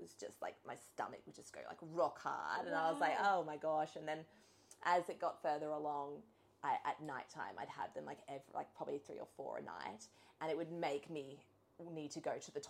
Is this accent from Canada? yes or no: no; Sunshine Coast, Queensland, Australia; also born or lived in Brisbane; we're from the Sunshine Coast and my family are all here